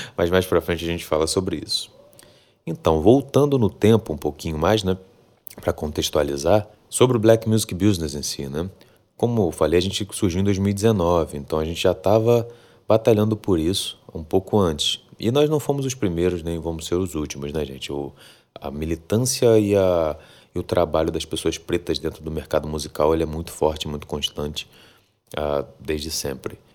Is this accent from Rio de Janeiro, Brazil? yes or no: yes; Rio de Janeiro, Brazil; also born or lived in Salvador, Bahia; Eu sou soteropolitano, para quem não sabe, mas sou criado aqui no Rio de Janeiro também